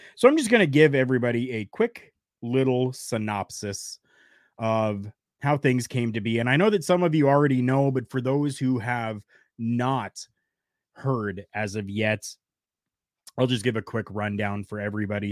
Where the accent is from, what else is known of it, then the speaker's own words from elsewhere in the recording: Canada; I am Canadian. Proudly Canadian.